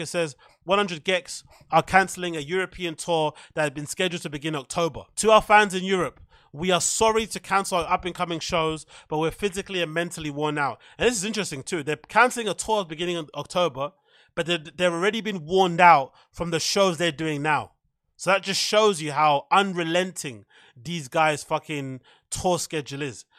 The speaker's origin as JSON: {"language": "English", "country": "United Kingdom", "said": "we're British people"}